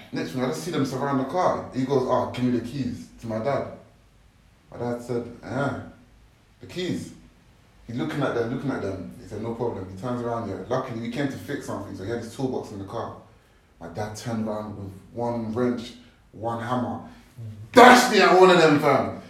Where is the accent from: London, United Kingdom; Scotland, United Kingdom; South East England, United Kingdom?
London, United Kingdom; also born or lived in Nigeria; I was born in Canning Town, innit? Big up CT. Newham. I lived in Custom House as well